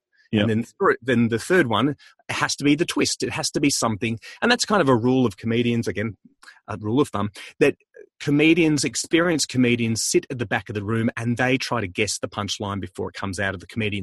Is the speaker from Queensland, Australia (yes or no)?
no; Melbourne, Victoria, Australia; I'm from Melbourne